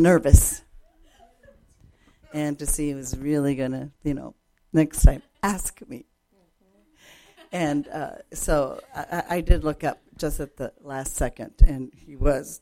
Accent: Japan; moved away; I grew up in Japan where the culture, Japanese culture, is kind of like the Jewish culture.

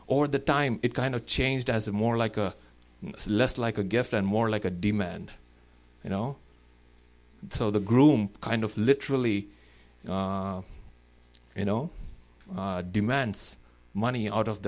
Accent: India; moved away; We are 1.3 billion now in our country

